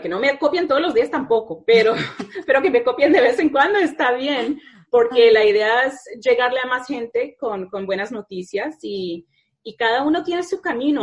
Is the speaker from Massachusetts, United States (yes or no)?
yes; Needham, Massachusetts, United States; yo soy de Needham, que están justo al lado